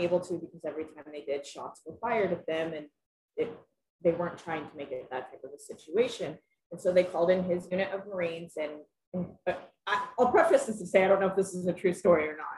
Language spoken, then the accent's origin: English; Lafayette, Indiana, United States; now in Monticello, United States; I was born and raised in Lafayette, Indiana, and I now live in Monticello, Indiana